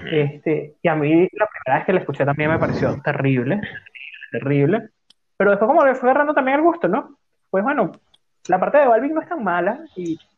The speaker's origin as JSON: {"language": "Spanish", "country": "Venezuela", "moved": "yes", "said": "Cuando yo me vine de Venezuela, estaba comenzando a sonar este señor que se llama …"}